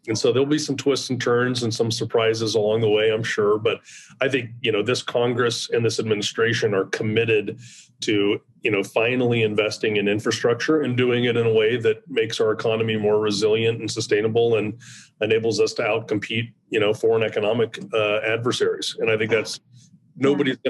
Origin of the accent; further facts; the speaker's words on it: Nebraska, United States; I'm from Nebraska